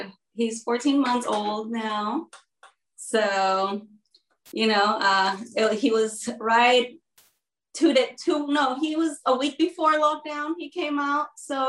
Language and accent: English; Mexico City, Mexico; moved away as an adult; also born or lived in United States; now in Texas, United States; I was born in Mexico City, and then my dad is a U.S. citizen, so I kind of grew up back and forth my whole life. I lived like 4 years in Mexico, 4 years in the U.S., 5 years in Mexico